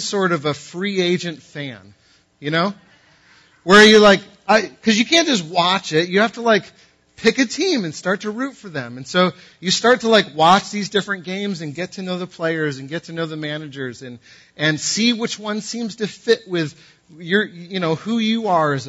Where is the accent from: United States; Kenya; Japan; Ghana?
United States; New England; I'm from New England